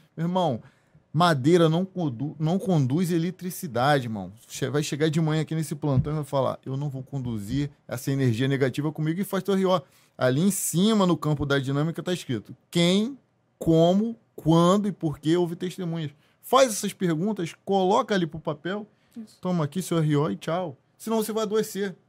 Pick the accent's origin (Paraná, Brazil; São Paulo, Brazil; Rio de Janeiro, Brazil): Rio de Janeiro, Brazil; Duque de Caxias; Eu também fui criado ali em Caxias, também próximo, vi, município